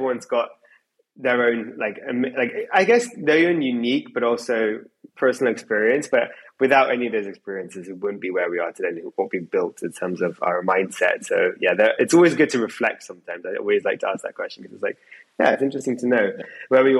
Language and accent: English; England, United Kingdom; for me in England